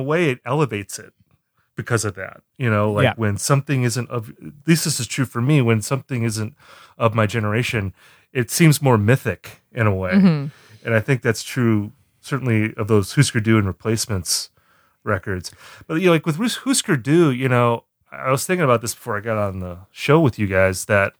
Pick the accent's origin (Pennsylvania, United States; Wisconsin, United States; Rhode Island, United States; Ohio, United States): Wisconsin, United States; moved away; I'm from Wisconsin originally